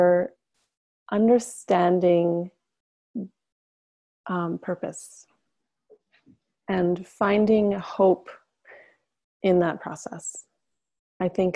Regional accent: Whitehorse, Yukon, Canada; moved away; I am deeply attached to the land that I grew up on in the Yukon Territory, which is in the far north of Canada. I'm not currently living there

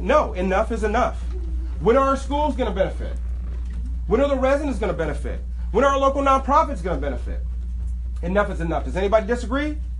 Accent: Inglewood, California, United States; I am from Inglewood, raised in this community, graduated from Morningside High School

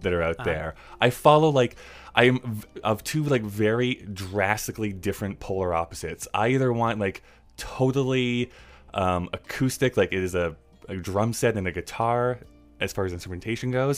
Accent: Canada; I'm from Canada, which is perfectly true

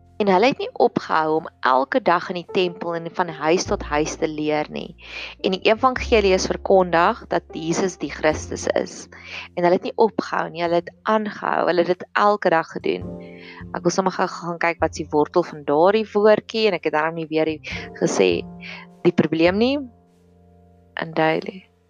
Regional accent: South Africa; ons Afrikaner boere gemeenskappe

